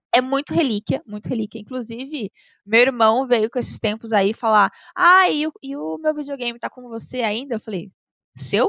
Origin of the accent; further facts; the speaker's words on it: Avaré, São Paulo, Brazil; moved away as an adult; now in São Paulo, Brazil; Eu nasci em São Paulo, mas eu fui uhum. para Varé, que é no interior de São Paulo, é 240 quilômetros aqui da capital, uh, com 5 anos. Então eu cresci no interior e Avaré é uma cidade de 80 mil habitantes.